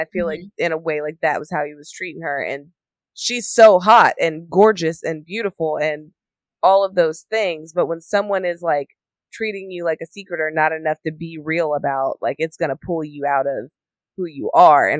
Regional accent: the South, United States; I'm from the South.

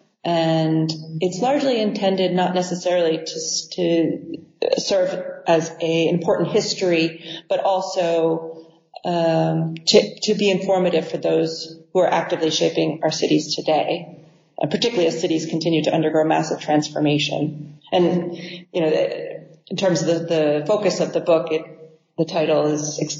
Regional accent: New York, United States; also born or lived in Rome; now in Los Angeles, United States; I'm originally from New York

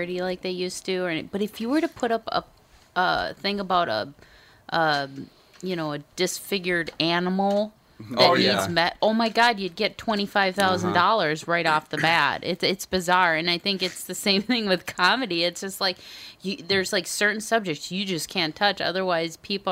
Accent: Minnesota, United States; I'm a Minnesotan.

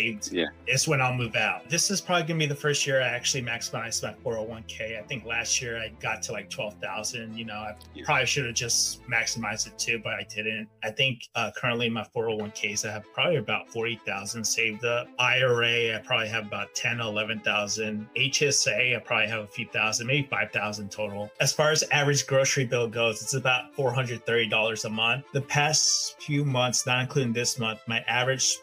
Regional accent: Georgia, United States; moved away as an adult; also born or lived in Atlanta, Georgia / Chicago; now in Bay Area, United States; I'm originally from Georgia, but as of now, thanks to discovering Jason's channel approximately about a year ago, I am now working in the Bay Area in California

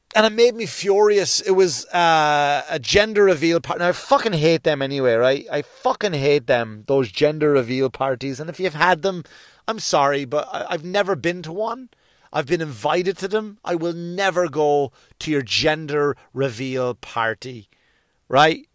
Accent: United States; as an American

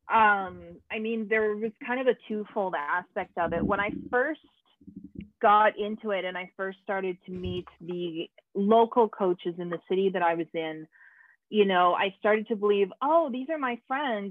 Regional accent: Canada; i'm canadian

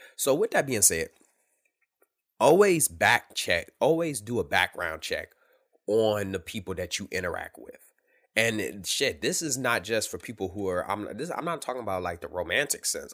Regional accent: Detroit, Michigan, United States; I grew up in Detroit

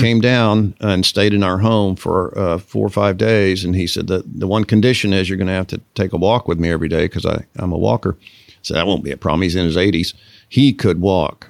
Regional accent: Texas, United States; university in Texas near my hometown

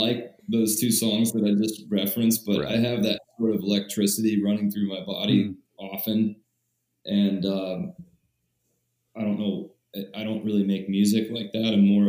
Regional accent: Springfield, Ohio, United States; Springfield, Ohio.

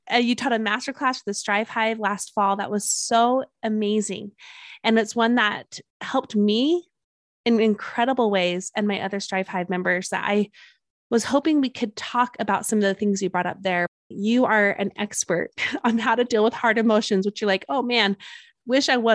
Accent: Utah, United States; accent: Utah; my Utah accent

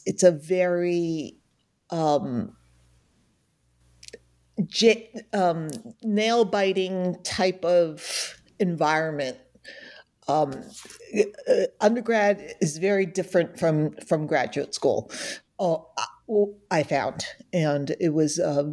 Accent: New Jersey, United States; moved away; also born or lived in North Alabama; I'm from New Jersey, but I lived there for a long time.

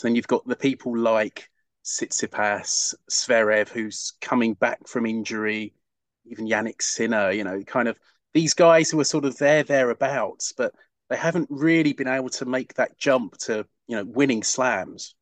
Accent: United Kingdom; as a Brit

